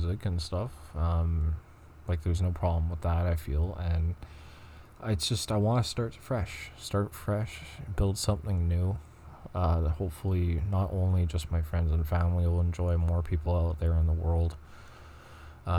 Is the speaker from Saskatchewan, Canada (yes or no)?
no; Montreal, Quebec, Canada; I'm from Montreal, so I'm going to be speaking French